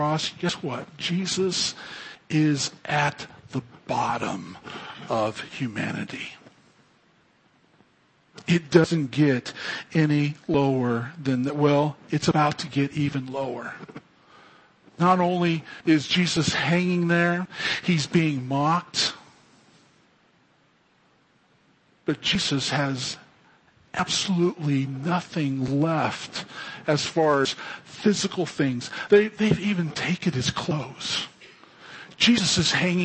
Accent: Fresno, California, United States; I grew up in Fresno

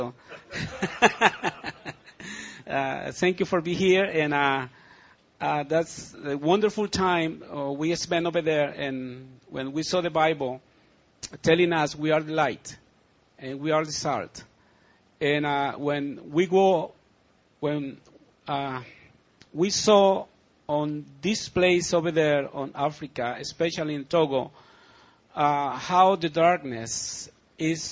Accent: El Salvador; English is a second language; now in Ridgecrest, United States; my country, El Salvador, Central America

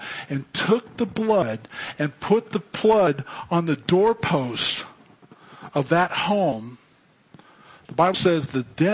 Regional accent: Fresno, California, United States; I grew up in Fresno

